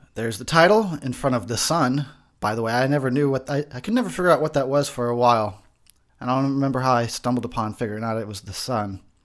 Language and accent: English; Arizona, United States; also born or lived in Texas; I'm a Texas boy, born, not necessarily raised. I was raised in Arizona